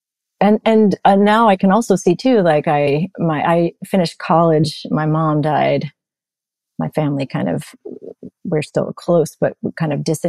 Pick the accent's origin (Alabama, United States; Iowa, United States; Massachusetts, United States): Massachusetts, United States; Newton; I grew up in Newton, Massachusetts